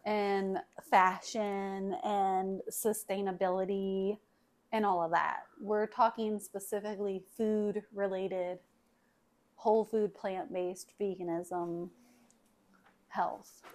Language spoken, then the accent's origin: English; the South, United States; we are from the South. Mom grew up on a farm we've been raised around farms